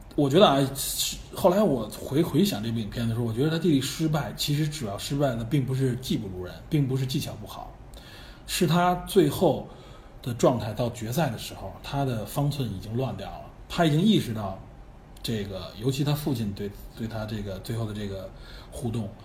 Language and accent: Chinese; China; 我们中国人